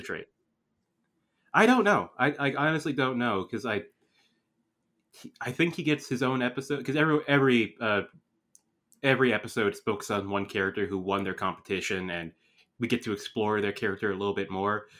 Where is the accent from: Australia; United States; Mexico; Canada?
Canada; growing up in Canada